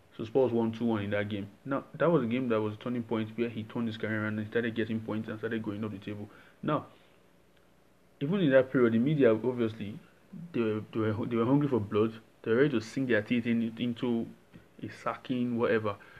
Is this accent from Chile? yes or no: no; Nigeria; I'm Nigerian